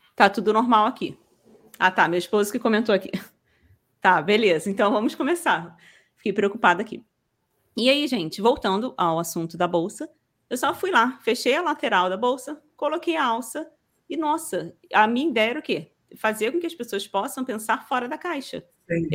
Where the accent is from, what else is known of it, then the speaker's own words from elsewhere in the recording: Rio de Janeiro, Brazil; sou carioca aqui do Rio